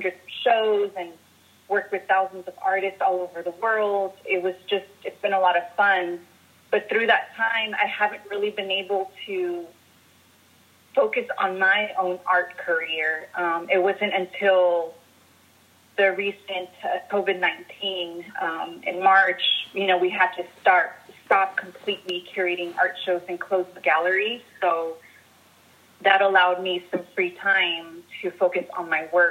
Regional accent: Guanajuato, Mexico; now in San Diego, United States; from Guanajuato, Mexico, currently creating in San Diego, California.

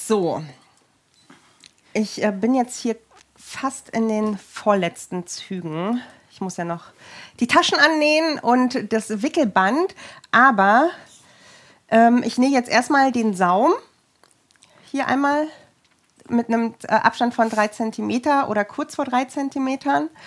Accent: Berlin, Germany; now in Cologne, Germany; Ja, ich komme aus Berlin, aus Reinickendorf. Ich bin in Berlin geboren und aufgewachsen und bin 2001 nach Köln gezogen.

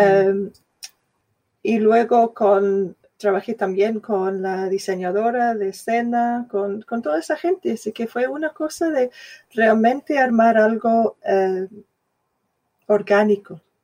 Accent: Scotland, United Kingdom; Spanish is a second language; now in London, United Kingdom; yo soy escocesa, de clase obrera

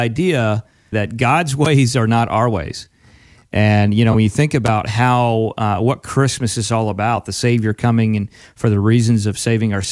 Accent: Pennsylvania, United States; now in Florida, United States; we grew up in Pennsylvania originally

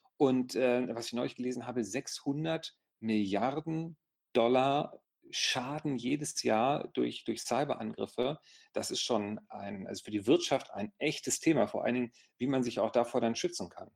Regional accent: Gifhorn, Lower Saxony, Germany; wir kommen ja beide aus dem Osten von Niedersachsen

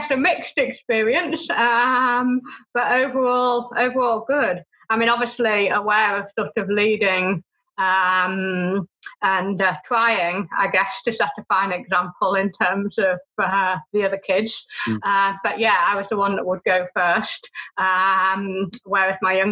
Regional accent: Beverley, Yorkshire and the Humber, United Kingdom; I guess it all began in East Yorkshire. I was born in Beverley

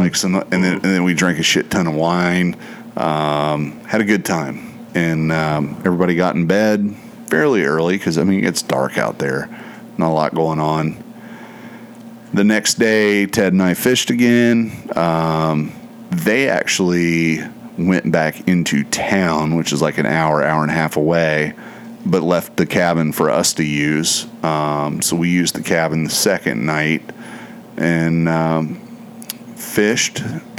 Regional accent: United States; As an American

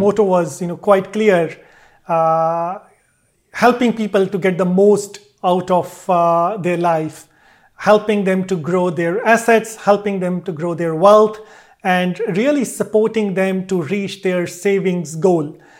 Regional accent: Delhi, India; moved away as an adult; also born or lived in Varanasi, India / Pune, India / Melbourne, Australia / United Kingdom; I grew up in Delhi

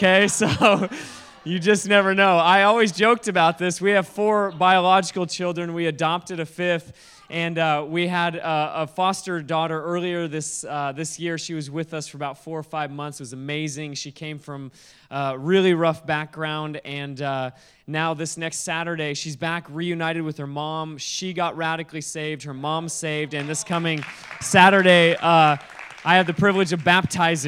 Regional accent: Alaska, United States; now in Kona, United States; I live in Kona, Hawaii. I'm originally from Alaska

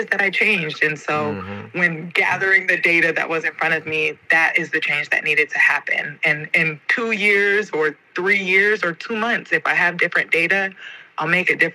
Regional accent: Atlanta, Georgia, United States; moved away as an adult; also born or lived in Guatemala; I'm from Atlanta, but I just got back from living in Guatemala.

